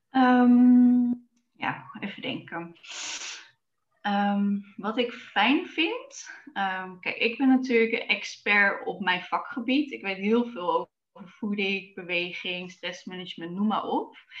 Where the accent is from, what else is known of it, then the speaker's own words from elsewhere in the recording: Zwolle, Overijssel, Netherlands; Ik ehm, ben geboren in Zwolle. En eh, daar ben ik opgegroeid samen met mijn broers en ouders.